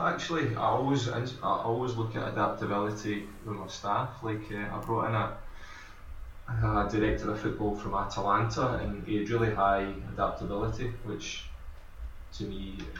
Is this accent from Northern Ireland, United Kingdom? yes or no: no; Scotland, United Kingdom; I mean, I'm Scottish